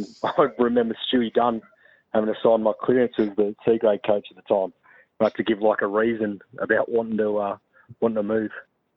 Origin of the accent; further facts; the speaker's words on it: Muckleford, Victoria, Australia; now in Melbourne, Australia; lived down off in South Muckleford, not far from the maps in Timmins Oval. So grew up there, and that was one of the reasons I think why I moved from Newstead to Muckleford.